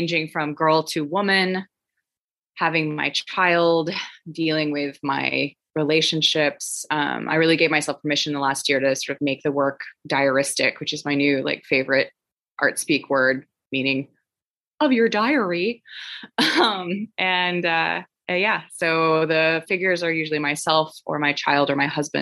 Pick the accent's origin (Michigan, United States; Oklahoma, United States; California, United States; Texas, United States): Oklahoma, United States; Tulsa; I am in Tulsa, Oklahoma, which is my hometown